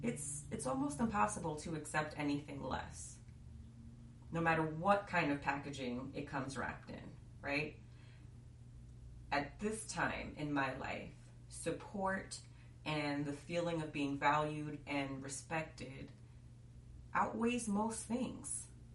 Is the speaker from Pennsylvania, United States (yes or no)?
no; New York, United States; being a New Yorker is definitely like a part of the fabric of who I am.